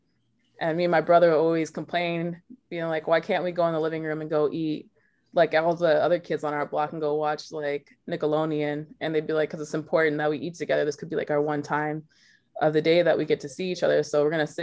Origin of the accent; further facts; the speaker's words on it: Dallas, Texas, United States; I grew up in Dallas, Texas, with two parents that are white